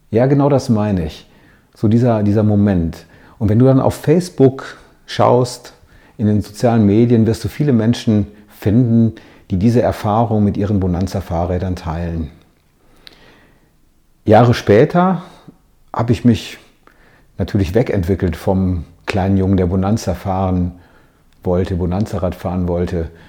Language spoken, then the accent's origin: German; Hagen, North Rhine-Westphalia, Germany; wir haben einen kleinen Abstecher gemacht in meiner Heimatstadt, um ein Foto zu schießen unter dem Ortseingangsschild von Hagen.